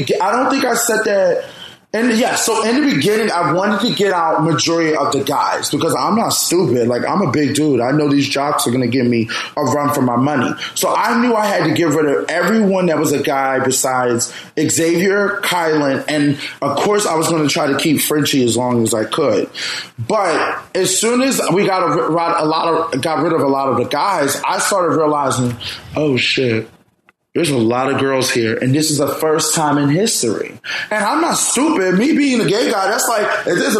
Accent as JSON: {"language": "English", "town": "Philadelphia", "region": "Pennsylvania", "country": "United States", "tie": "born or raised there", "said": "I grew up in North Philly"}